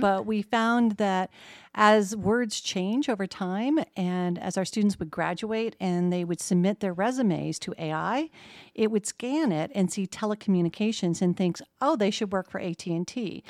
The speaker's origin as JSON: {"language": "English", "town": "Medford", "region": "Oregon", "country": "United States", "tie": "born or raised there", "also_born_or_lived": "Portland, Oregon / Los Angeles / Eugene, Oregon / West Lafayette, Indiana", "moved": "as an adult", "lives_now": "Muncie, United States", "said": "I grew up in a small town that is very much like Muncie called Medford, Oregon"}